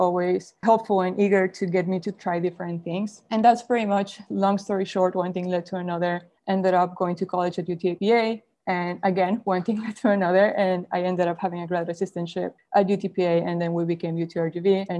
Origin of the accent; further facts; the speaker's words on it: Mexico; moved away; I was born and raised in Mexico